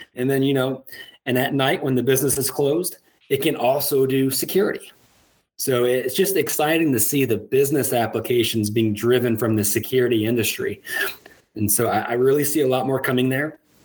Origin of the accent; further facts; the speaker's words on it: Iowa, United States; moved away as an adult; also born or lived in Minnesota; now in Lafayette, United States; I'm originally from the Midwest, how does uh, somebody from Iowa end up in Louisiana?